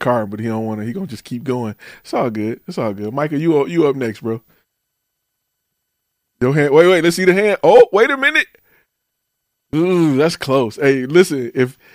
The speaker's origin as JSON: {"language": "English", "region": "Michigan", "country": "United States", "said": "I'm from Michigan"}